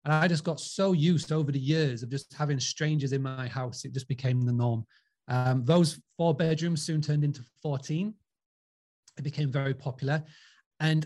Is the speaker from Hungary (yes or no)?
no; Scarborough, Yorkshire and the Humber, United Kingdom; born or raised there